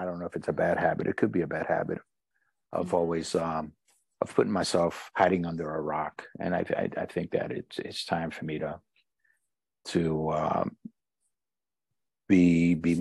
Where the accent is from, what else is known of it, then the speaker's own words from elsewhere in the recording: New York City, New York, United States; also born or lived in Puerto Rico; I'm born and raised in New York, born and raised in Harlem. And I'm presently living in the Bronx